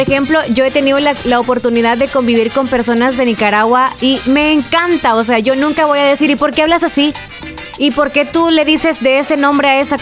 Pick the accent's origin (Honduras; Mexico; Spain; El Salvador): El Salvador; accent: Salvadoran